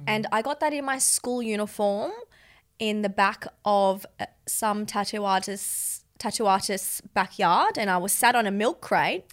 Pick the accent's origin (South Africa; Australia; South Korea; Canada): Australia; moved away as an adult; also born or lived in London; I was brought up around Australian kids